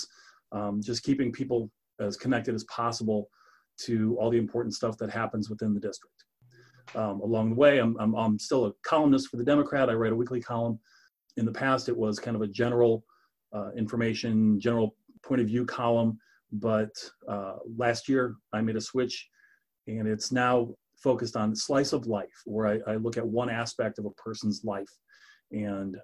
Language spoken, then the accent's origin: English; Northwest Indiana, United States; moved away as an adult; also born or lived in Illinois / Arizona; now in Sedalia, United States; I'm from Northwest Indiana, the Chicago media market, basically